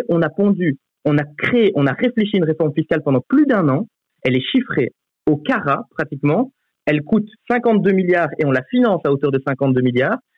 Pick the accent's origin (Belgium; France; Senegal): Belgium; Charleroi, Wallonia; now in Brussels, Belgium; en tant que nouveau bruxellois, parce que donc je me suis installé à Bruxelles, je venais de Charleroi avant